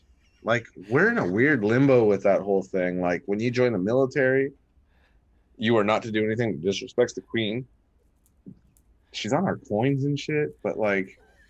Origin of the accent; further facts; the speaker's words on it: Canada; I'm Canadian.